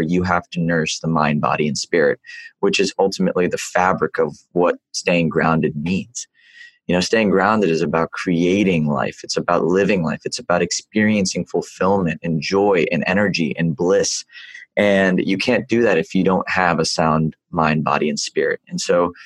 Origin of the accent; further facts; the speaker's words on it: the South, United States; I wasn't born in the South, but I was raised in the South